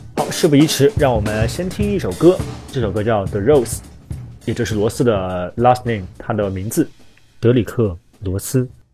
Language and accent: Chinese; China; 我们中国人